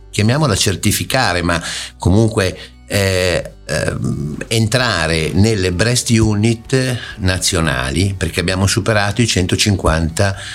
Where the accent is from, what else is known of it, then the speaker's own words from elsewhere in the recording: Genoa, Liguria, Italy; Dunque, io eh, sono di Genova con però radici piemontesi, quindi eh, casa a Oviglio